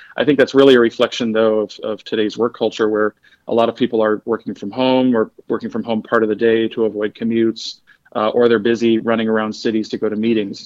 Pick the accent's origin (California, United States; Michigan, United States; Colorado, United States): Michigan, United States; Detroit; I'm a Detroiter